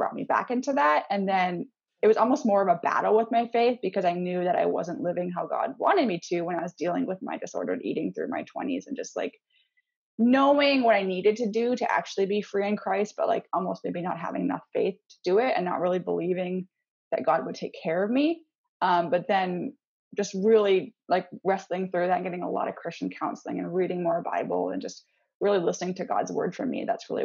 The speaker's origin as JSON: {"language": "English", "country": "Canada", "tie": "born or raised there", "also_born_or_lived": "Missouri, United States / Seattle area, United States", "moved": "as an adult", "lives_now": "north of Seattle, United States", "said": "I'm actually from Canada, but I currently live in just north of Seattle"}